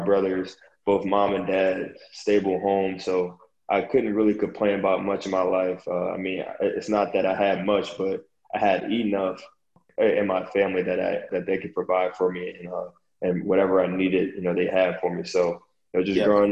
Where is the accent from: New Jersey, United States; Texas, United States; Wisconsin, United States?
New Jersey, United States; Glassboro; moved away as an adult; now in New Orleans, United States; growing up from a small town in Glassboro, New Jersey, small town about 20 minutes east of Philadelphia